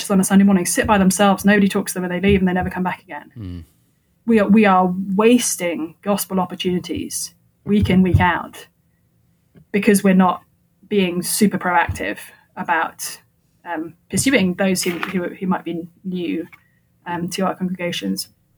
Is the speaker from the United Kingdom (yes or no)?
yes; England, United Kingdom; moved away as an adult; now in United States; I come from England